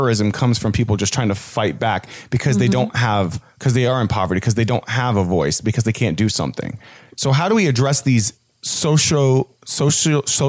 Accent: United States; as an American because I have a lot of freedoms in my country

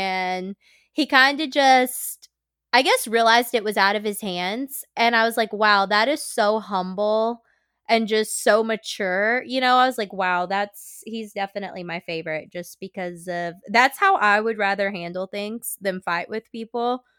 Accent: the South, United States; I'm from the South. We say theater.

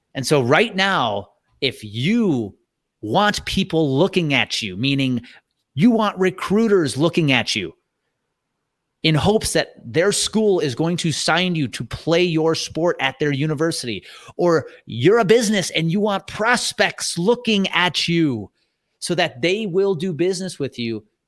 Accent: thirty miles outside of Milwaukee, Wisconsin, United States; I grew up thirty miles outside of Milwaukee

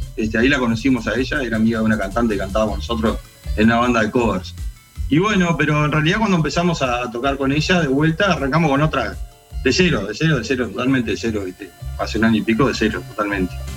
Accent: Dolores, Soriano, Uruguay; la banda somos todos de Dolores.

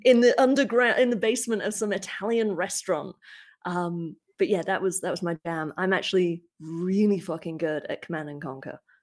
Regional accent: United Kingdom; speaking as a Brit, we do have the internet in the U K

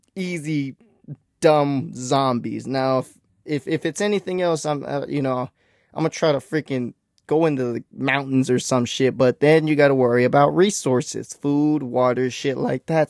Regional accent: Texas, United States; I'm from Texas

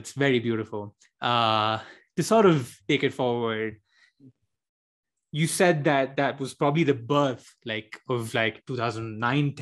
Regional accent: India; moved away as an adult; now in United States; I'm an immigrant from India or a non-immigrant on a student visa from India

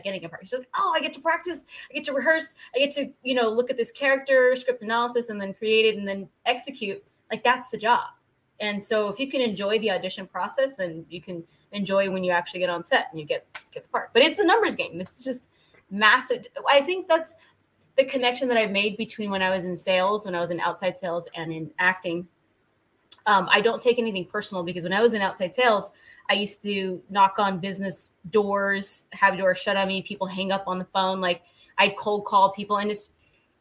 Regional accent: San Jose, California, United States; moved away as an adult; now in Southern California, United States; I'm from Northern California. I'm from San Jose.

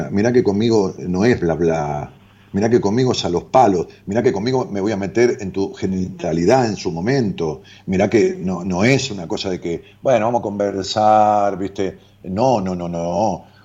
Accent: Argentina; como argentino

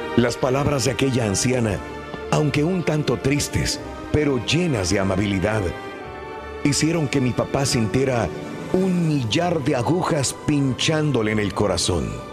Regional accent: Mexico; cuando yo era niño, en mi pueblo, pues no había así rascacielos, pero sí pero tenía las ganas de conocer la Torre Latina latinoamericana, porque era un emblema para nuestro México

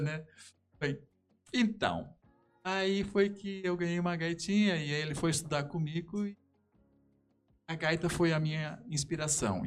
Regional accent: Brazil; sou natural daqui

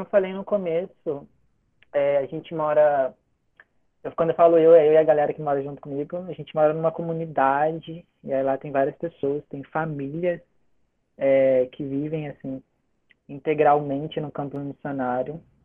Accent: Itatiaia, Rio de Janeiro, Brazil; moved away as an adult; now in Macaé, Brazil; sou natural de Itatiaia, interiorzinho aqui do Rio.

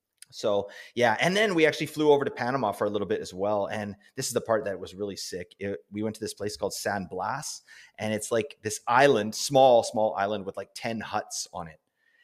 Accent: Canada; I'm Canadian

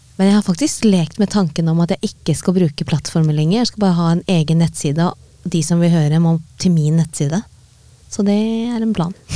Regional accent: Norway; fra Norge

